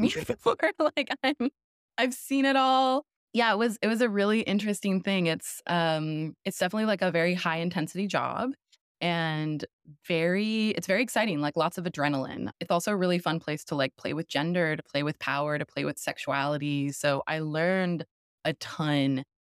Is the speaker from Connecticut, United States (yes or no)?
no; St. Louis, Missouri, United States; now in Brooklyn, United States; I grew up in the Midwest.